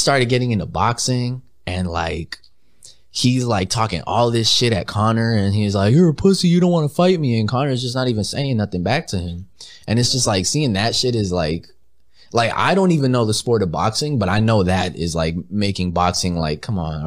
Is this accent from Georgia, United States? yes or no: no; Bell Gardens, California, United States; Originally, I was born in Bell Gardens, California.